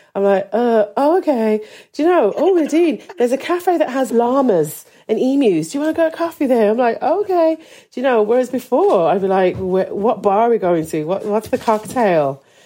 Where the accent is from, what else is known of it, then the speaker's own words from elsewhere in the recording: Birmingham, West Midlands, United Kingdom; moved away as an adult; also born or lived in Dublin, Ireland; now in Donegal, Ireland; growing up in Birmingham, um, I always loved it. But from nineteen, I left and travelled and studied in different places.